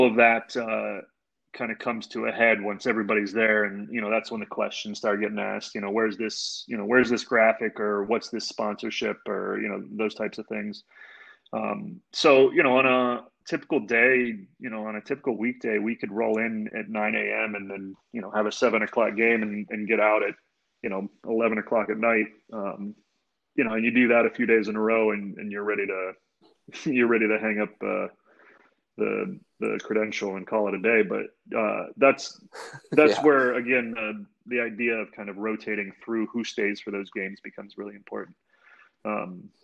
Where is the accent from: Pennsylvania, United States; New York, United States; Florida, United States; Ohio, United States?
Ohio, United States; Canton; growing up in Northeast Ohio, you know, I grew up down in Canton